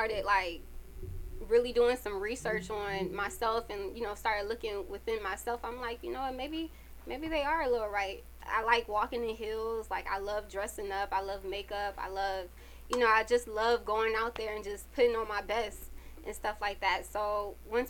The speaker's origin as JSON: {"language": "English", "region": "Connecticut", "country": "United States", "moved": "yes", "lives_now": "Atlanta, United States", "said": "I'm from Connecticut"}